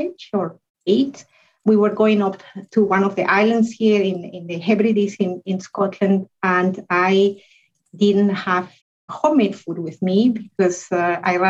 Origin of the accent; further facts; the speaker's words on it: Guatemala; moved away as an adult; also born or lived in United Kingdom / Europe; now in Glasgow, United Kingdom; I come originally from Guatemala in Central America, but I've been in the UK for over 15 years and in Europe for about 20 years.